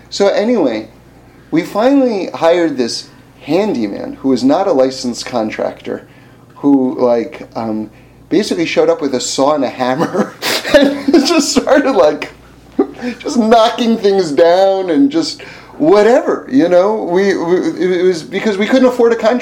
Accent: New York City, New York, United States; I grew up in New York City.

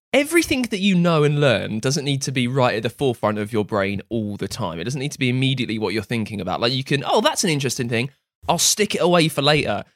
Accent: England, United Kingdom; we're English

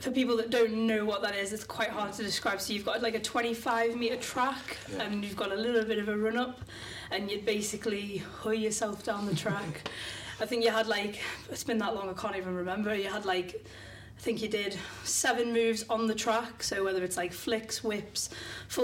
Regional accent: the Wirral, North West England, United Kingdom; now in Wigan, United Kingdom; I'm originally from the Wirral, but currently living in Wigan

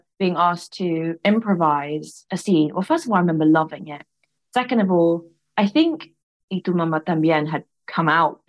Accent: London, United Kingdom; growing up in London

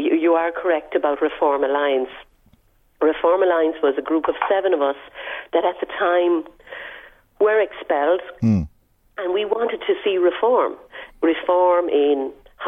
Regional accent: Ireland; moved away as an adult; also born or lived in United States; I'm Irish fundamentally

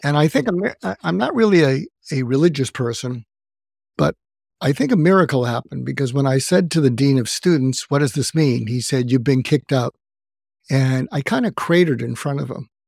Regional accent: outside of Boston, Massachusetts, United States; moved away as an adult; also born or lived in Los Angeles; I grew up outside of Boston.

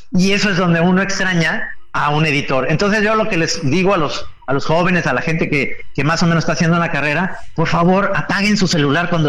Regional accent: Mexico; Yo creo que este país está, somos todos los mexicanos, somos clasistas, racistas, homófobos

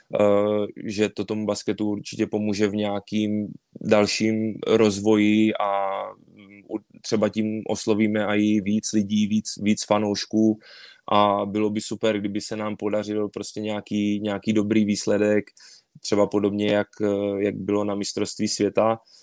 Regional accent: Czechia; moved away as an adult; also born or lived in Poland; now in Yokohama, Japan; u nás v Praze

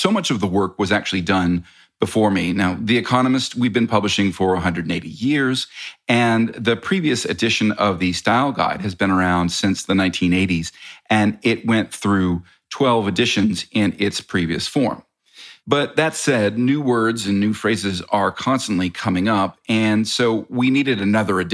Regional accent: United States; I am American

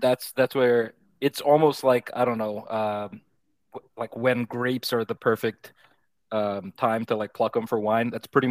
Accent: India; I'm Indian

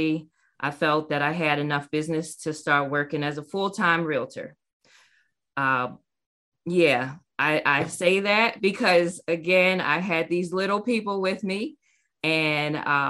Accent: Maryland, United States; moved away as an adult; also born or lived in North Carolina; I moved back to my hometown to be close to my family in Maryland.

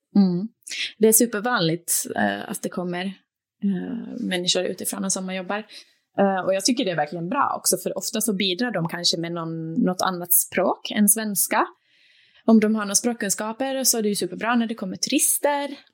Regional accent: Turku, Southwest Finland, Finland; also born or lived in Åland / Sweden / Norway / Denmark; now in Copenhagen, Denmark; Åbo där jag är född och uppvuxen, alltså på Finland

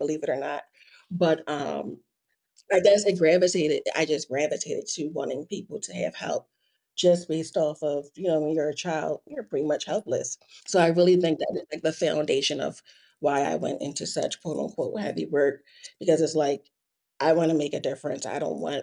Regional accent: Philadelphia, Pennsylvania, United States; born and raised in Philadelphia

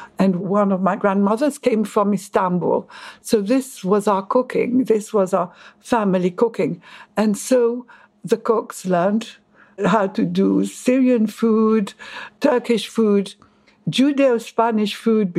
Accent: Egypt; also born or lived in Paris, France; now in London, United Kingdom; I was born in Egypt.

